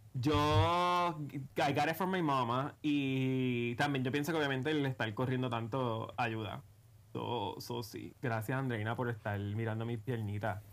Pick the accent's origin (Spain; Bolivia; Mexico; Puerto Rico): Puerto Rico; somos dos ciudadanos puertorriqueños que se preocupan por su país